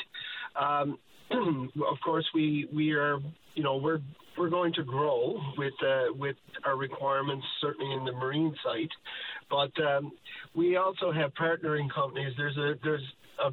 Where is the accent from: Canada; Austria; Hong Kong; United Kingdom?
Canada; Newfoundland and Labrador; as a Newfoundlander